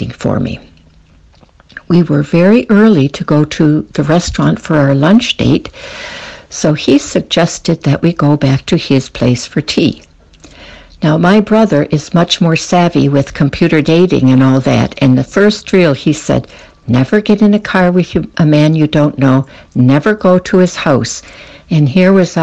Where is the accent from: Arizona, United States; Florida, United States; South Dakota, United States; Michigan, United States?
Michigan, United States; Detroit; born or raised there; moved away as an adult; now in Switzerland